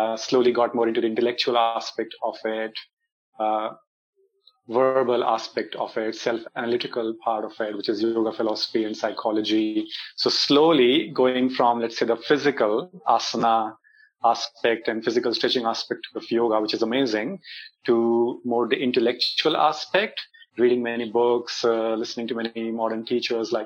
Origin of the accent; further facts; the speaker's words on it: India; me being Indian or having spent most of my life here in India